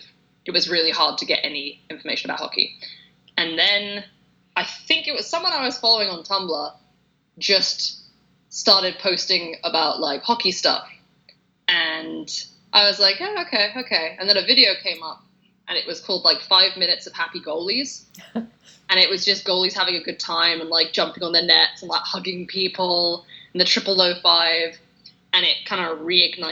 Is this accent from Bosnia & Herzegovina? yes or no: no; England, United Kingdom; now in London, United Kingdom; I'm English